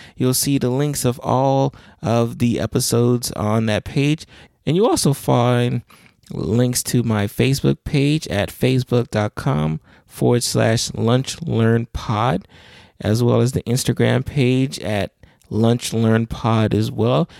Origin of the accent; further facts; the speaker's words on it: South Florida, United States; I am from South Florida